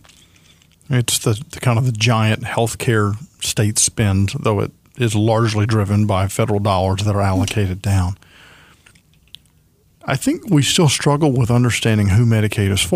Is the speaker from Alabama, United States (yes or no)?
yes; Alabama, United States; I'm from Alabama